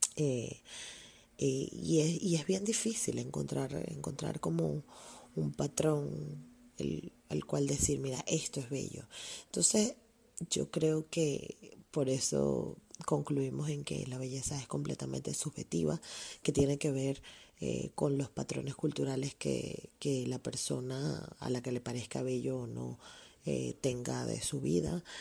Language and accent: Spanish; Venezuela; venimos de una sociedad ah, como la venezolana